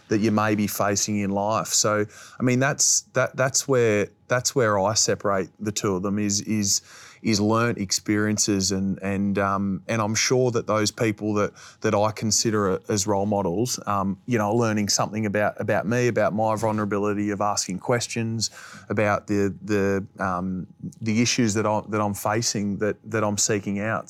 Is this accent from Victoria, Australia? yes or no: no; Finley, New South Wales, Australia; I was once a kid growing up in Finley